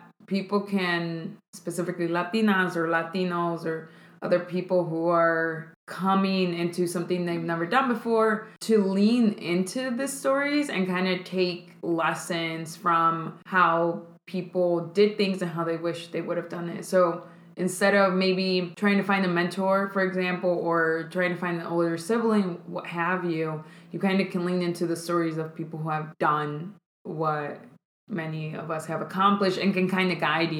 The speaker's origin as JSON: {"language": "English", "town": "Chicago", "region": "Illinois", "country": "United States", "tie": "born or raised there", "also_born_or_lived": "Jesús María, Jalisco, Mexico / Charlotte / New York / Oakland", "second_language": "English", "said": "I came to the U.S. And basically was raised in South Chicago"}